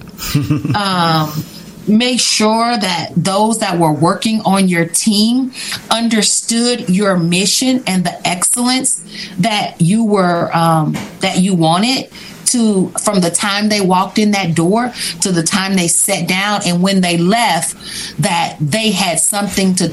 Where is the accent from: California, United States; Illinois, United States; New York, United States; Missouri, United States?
Missouri, United States; Kansas City; now in St. Robert, United States; We're from Kansas City